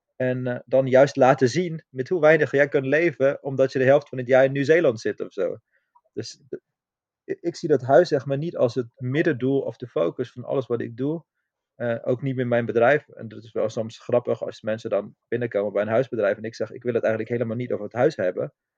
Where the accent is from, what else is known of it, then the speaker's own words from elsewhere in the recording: Austria; now in Netherlands; ik kom oorspronkelijk uit Oostenrijk